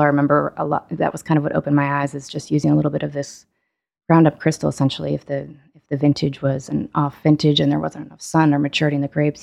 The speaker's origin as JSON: {"language": "English", "town": "East Hampton", "region": "New York", "country": "United States", "tie": "born or raised there", "moved": "as an adult", "lives_now": "Italy", "said": "I grew up in the Hamptons"}